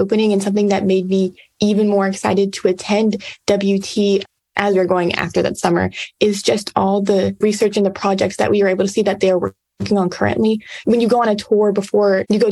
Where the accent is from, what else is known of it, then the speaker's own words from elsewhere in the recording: Yoakum, Texas, United States; I'm from Yoakum, Texas, but I went 10 hours north and I'm currently at West Texas